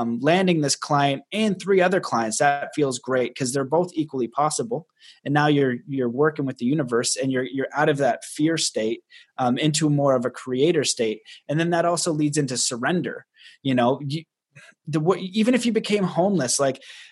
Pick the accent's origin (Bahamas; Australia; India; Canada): Canada; I'm Canadian